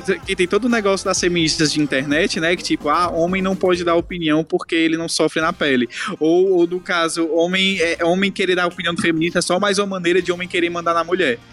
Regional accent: Ceará, Brazil; perder o sotaque, daqui do Ceará

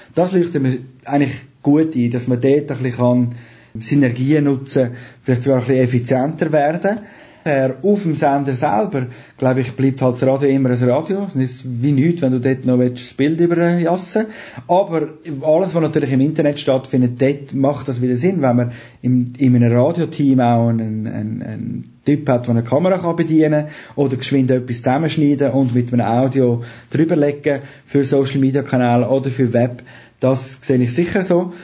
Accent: Zurich, Switzerland; accent: Zürich German; habe dort Zürich-Deutsch geredet

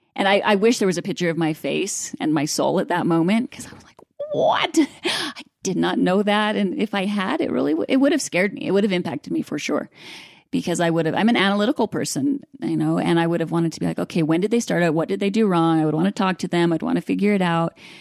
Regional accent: Idaho Falls, Idaho, United States; I grew up in Idaho Falls

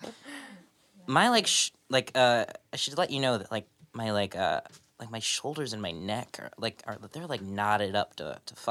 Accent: Los Angeles, California, United States; I'm from Tarzana

